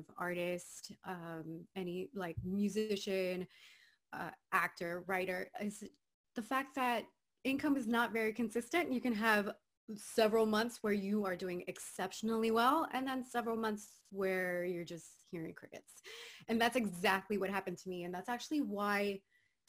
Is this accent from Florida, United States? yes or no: yes; Miami, Florida, United States; moved away as an adult; now in Los Angeles, United States; I'm originally from Miami, Florida, born and raised Cuban